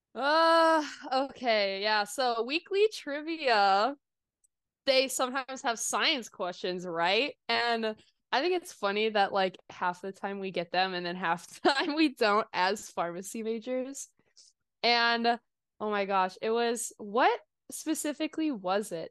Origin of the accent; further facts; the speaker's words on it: Kansas City, United States; moved away as an adult; also born or lived in Des Moines, Iowa; now in Oklahoma, United States; I'm originally from Kansas City, but ended up going up north